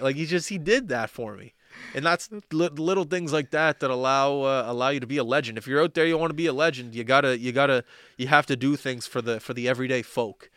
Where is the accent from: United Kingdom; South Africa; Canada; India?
Canada; Halifax, Nova Scotia; also born or lived in Vancouver; I grew up in Halifax.